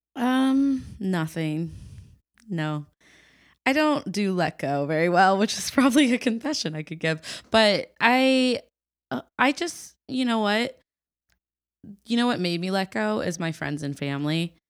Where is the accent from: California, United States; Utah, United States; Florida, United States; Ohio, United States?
Ohio, United States; coming from Ohio. It's been, I'm very proud of where I'm from